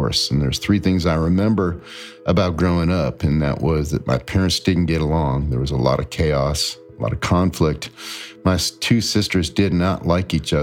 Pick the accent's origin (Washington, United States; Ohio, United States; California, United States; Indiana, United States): Ohio, United States; Akron; I grew up in Akron, Ohio, you know, rubber capital